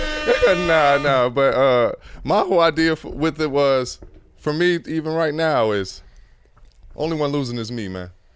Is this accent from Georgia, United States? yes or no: yes; Atlanta, Georgia, United States; I'm from Atlanta